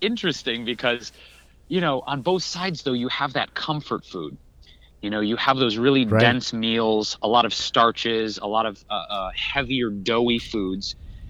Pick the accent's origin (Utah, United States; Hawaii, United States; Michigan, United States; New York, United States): Michigan, United States; Detroit; moved away; I grew up in Detroit. I actually grew up in the city of Detroit.